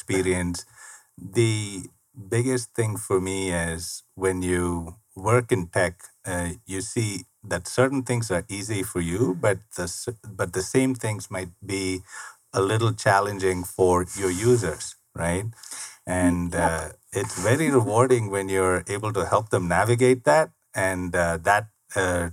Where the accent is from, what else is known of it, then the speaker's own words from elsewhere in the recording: India; moved away as an adult; now in United States; I was born and raised in India. I lived there 27 years all my life